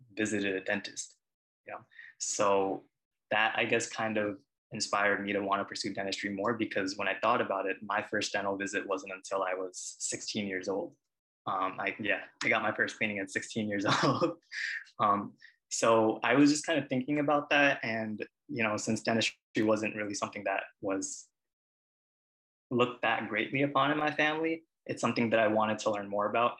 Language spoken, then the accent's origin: English; Long Island, New York, United States; also born or lived in Queens, New York; Originally, I was born in Queens, but I've lived in Long Island for most of my life